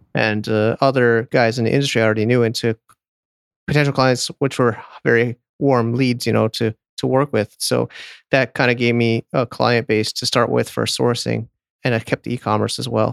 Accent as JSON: {"language": "English", "region": "Connecticut", "country": "United States", "tie": "born or raised there", "also_born_or_lived": "San Diego, California", "moved": "as an adult", "said": "my hometown is Connecticut"}